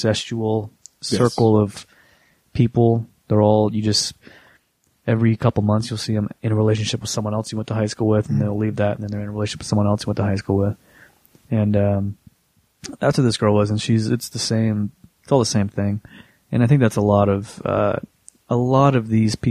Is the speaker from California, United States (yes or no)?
no; Tampa, Florida, United States; Tampa, our hometown